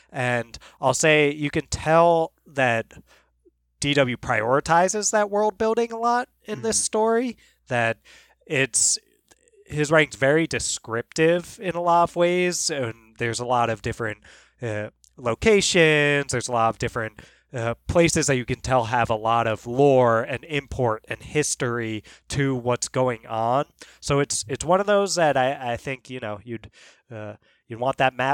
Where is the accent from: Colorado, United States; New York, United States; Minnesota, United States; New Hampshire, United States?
Colorado, United States; You might know I'm from Colorado, but I'm spending time down in Florida with family right now